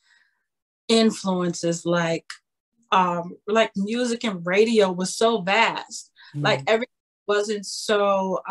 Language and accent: English; Chicago, Illinois, United States; I'm born and raised in Chicago